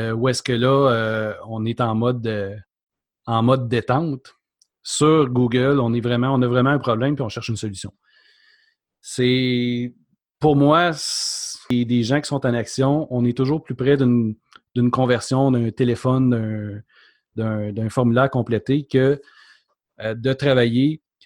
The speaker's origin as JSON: {"language": "French", "town": "Mont-Laurier", "region": "Quebec", "country": "Canada", "tie": "born or raised there", "moved": "yes", "lives_now": "Quebec City, Canada", "said": "Je suis pas originaire de Québec, je suis euh, de la région de Mont-Laurier. j'ai migré"}